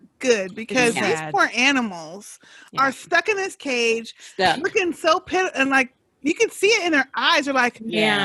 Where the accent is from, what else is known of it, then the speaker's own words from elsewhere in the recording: Dallas, Texas, United States; I'm from Dallas.